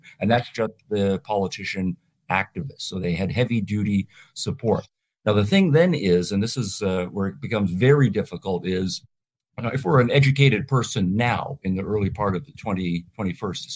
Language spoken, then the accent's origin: English; Canada; moved away as an adult; now in United States; I was born and raised in Canada